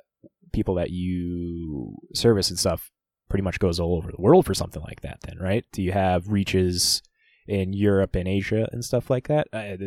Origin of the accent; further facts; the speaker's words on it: Fargo, North Dakota, United States; we're from the Midwest. We're from Fargo, North Dakota here. I don't know if you can tell by our accents or anything like